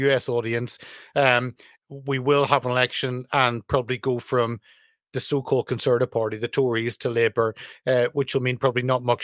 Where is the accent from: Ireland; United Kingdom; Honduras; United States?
United Kingdom; as a Brit